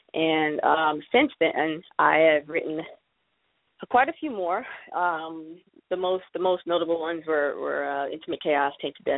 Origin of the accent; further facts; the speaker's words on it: Miami, Florida, United States; moved away as an adult; also born or lived in Canada / southern New Jersey; now in New Jersey, United States; Well, I'm from Miami. Well, technically I was born in Canada, but I was raised in Miami, Florida. My wife and I live in southern New Jersey now, about half an hour outside of Philadelphia.